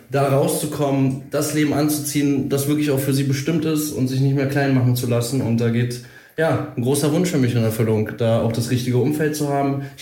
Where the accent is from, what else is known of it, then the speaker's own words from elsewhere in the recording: Berlin, Germany; ja, 28 Jahre alt, für die, die es wirklich interessiert. ja. Und gebürtig Berliner und ich bin auch Berliner